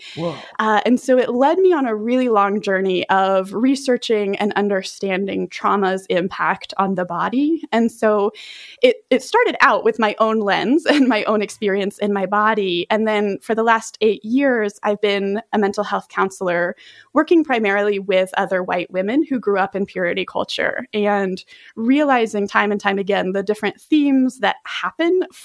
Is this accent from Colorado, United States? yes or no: yes; Colorado Springs, Colorado, United States; moved away as an adult; also born or lived in northern Uganda; I grew up in Colorado Springs, which is sort of one of the epicenters of white evangelical Christianity